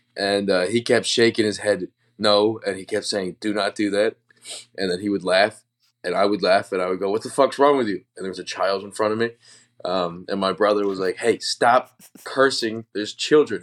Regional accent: Wisconsin, United States; I'm from Wisconsin

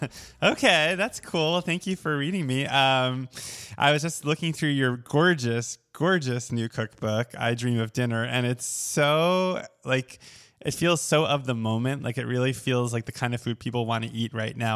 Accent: Oceanside, New York, United States; moved away; I'm from Oceanside, which is on the south shore of Long Island

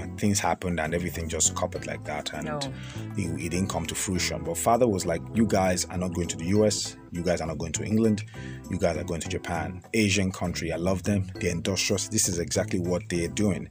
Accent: Nigeria; I'm not a northerner. I'm a Nigerian

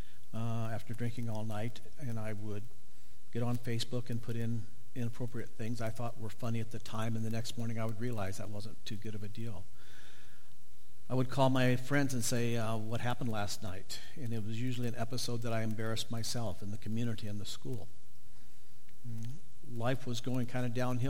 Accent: Northeast Nebraska, United States; I grew up in Northeast Nebraska on a farm

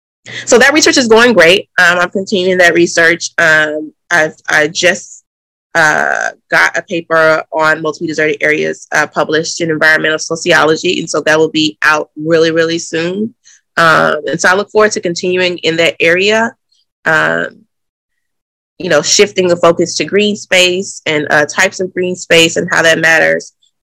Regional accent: the South, United States; now in Boston, United States; And I'm also from the South and I care about, you know, urban cities in the South.

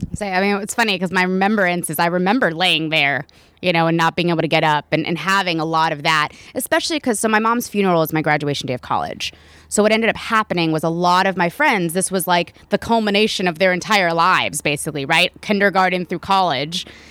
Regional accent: Raleigh, North Carolina, United States; moved away; where I'm from in North Carolina, I'm from Raleigh

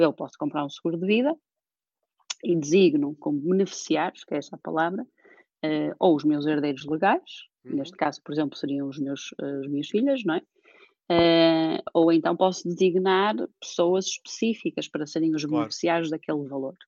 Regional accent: Porto, Norte, Portugal; also born or lived in Cambridge, United Kingdom; nasci e fui criada aqui no Porto

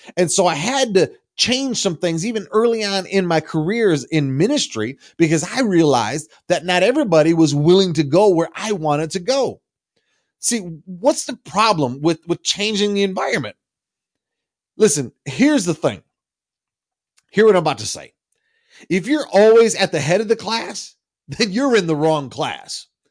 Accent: Michigan, United States; I'm from the Midwest. I'm from Michigan, and we have a lot of farmland where I'm from

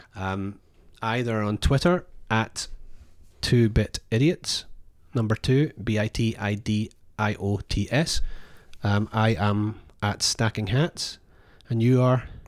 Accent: Scotland, United Kingdom; moved away; I'm Scottish

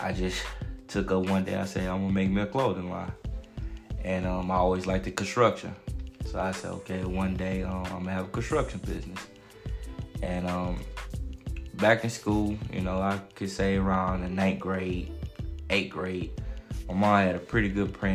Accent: Houston, Texas, United States; I'm from South Park, Houston, Texas, St. Lo.

